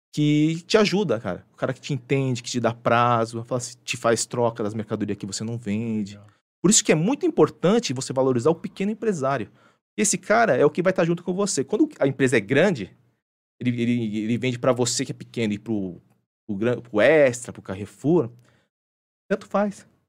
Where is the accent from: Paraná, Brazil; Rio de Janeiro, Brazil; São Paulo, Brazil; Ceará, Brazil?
São Paulo, Brazil; also born or lived in Japan; Sou nascido e criado aqui na Zona Norte